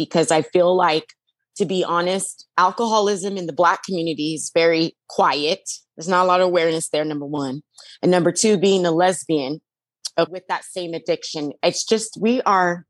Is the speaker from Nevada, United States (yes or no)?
yes; Las Vegas, Nevada, United States; I'm from Las Vegas and I went to Chandler, Arizona